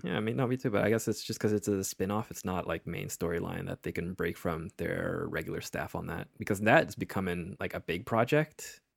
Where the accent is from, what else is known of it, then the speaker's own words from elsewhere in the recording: United States; we're we're American